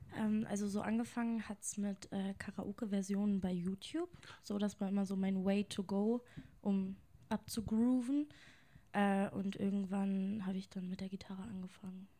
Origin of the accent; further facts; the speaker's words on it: Lehrte, Lower Saxony, Germany; now in Hanover, Germany; Also ich komme gebürtig aus Lehrte